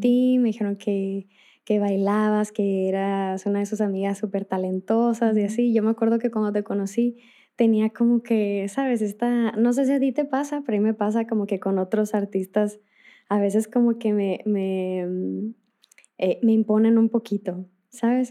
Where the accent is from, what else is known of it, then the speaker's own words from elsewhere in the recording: northern Mexico, Mexico; yo soy del, norte de México